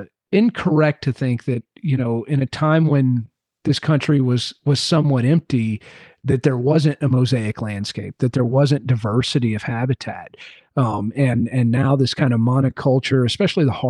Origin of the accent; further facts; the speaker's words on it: Southeast, United States; somebody growing up in the Southeast